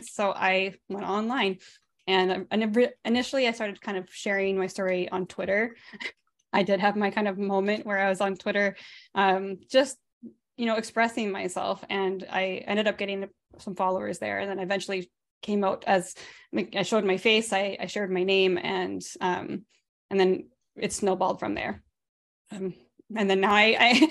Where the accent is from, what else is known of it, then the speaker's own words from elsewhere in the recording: Canada; I grew up in a charismatic Pentecostal family here in Canada